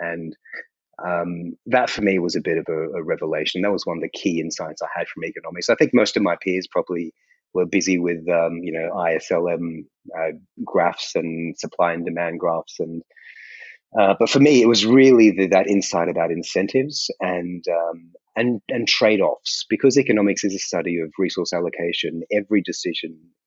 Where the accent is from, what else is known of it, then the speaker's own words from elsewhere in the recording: Australia; also born or lived in India; I grew up in Australia